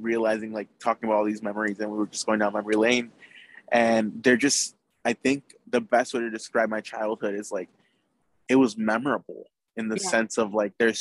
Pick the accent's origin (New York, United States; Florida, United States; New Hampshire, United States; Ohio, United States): Florida, United States; Naples; I was born in Naples, Florida